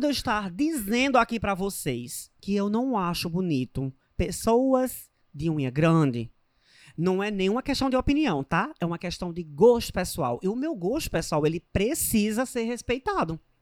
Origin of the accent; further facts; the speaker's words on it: Northeast Region, Brazil; porque sou nordestina